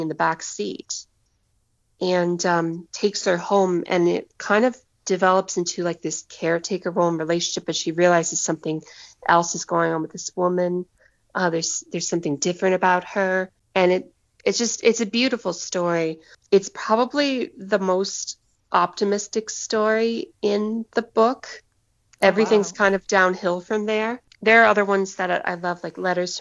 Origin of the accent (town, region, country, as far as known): United States